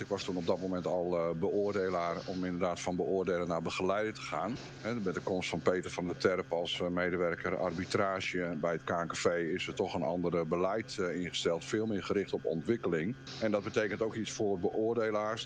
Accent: Friesland, Netherlands; ik kom uiteindelijk uit Friesland

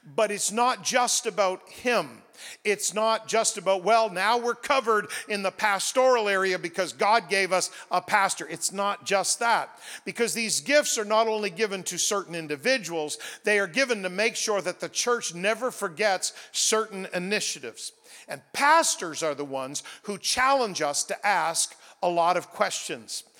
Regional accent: New Brunswick, Canada; I grew up in New Brunswick

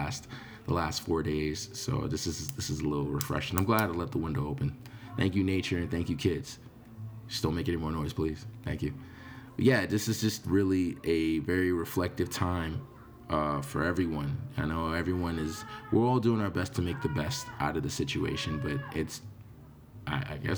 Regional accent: New York, United States; I'm from New York.

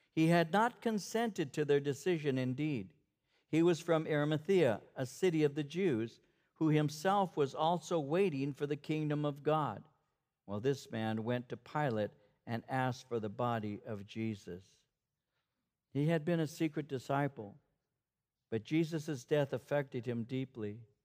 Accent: Norwalk, California, United States; I grew up in Norwalk

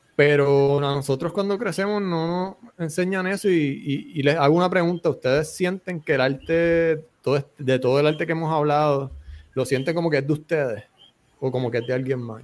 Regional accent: Bayamón, Puerto Rico; soy de Bayamón

